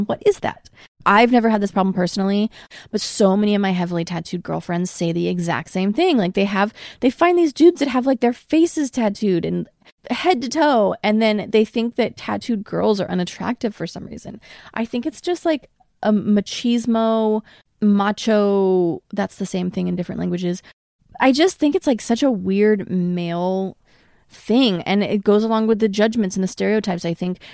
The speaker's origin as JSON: {"language": "English", "town": "Portland", "region": "Oregon", "country": "United States", "tie": "born or raised there", "moved": "yes", "lives_now": "Los Angeles, United States", "said": "I was raised in Portland, which is a very liberal, open-minded city"}